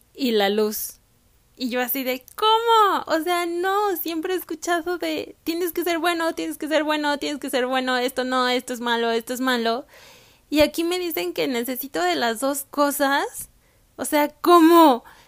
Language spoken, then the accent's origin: Spanish; Mexico; moved away as an adult; also born or lived in Canada; Yo nací, crecí y estudié en México